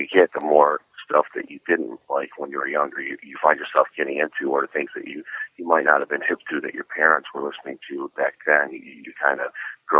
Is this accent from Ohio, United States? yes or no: yes; Cleveland, Ohio, United States; born or raised there; now in Florida, United States